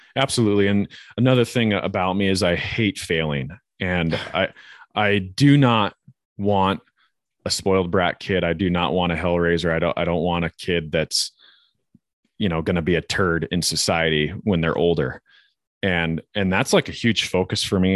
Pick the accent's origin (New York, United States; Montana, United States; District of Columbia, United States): Montana, United States; Northwest; growing up in Northwest Montana